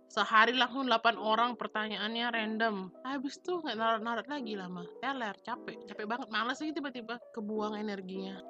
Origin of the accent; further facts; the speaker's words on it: Bali, Indonesia; aku orang Bali